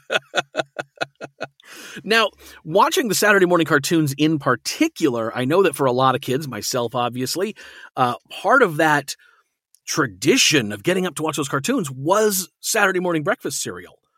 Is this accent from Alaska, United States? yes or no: yes; Alaska, United States; I grew up in Alaska